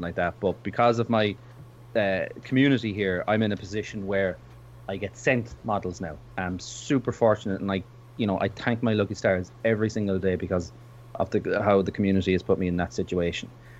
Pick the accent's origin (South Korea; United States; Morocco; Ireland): Ireland; I'm from Ireland